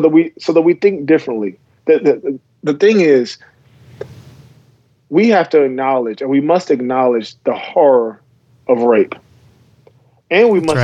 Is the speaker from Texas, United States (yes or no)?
no; South Carolina, United States; moved away; also born or lived in Virginia; I went to high school in South Carolina after moving there from Virginia